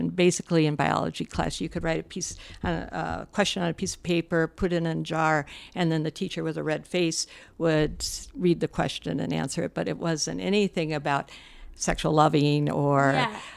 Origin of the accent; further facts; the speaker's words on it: Midwest, United States; I'm from the Midwest.